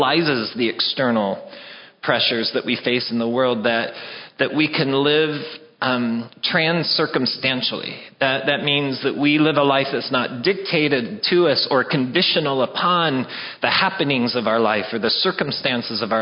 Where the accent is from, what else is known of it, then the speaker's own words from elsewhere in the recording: Wyoming, United States; I'm from Wyoming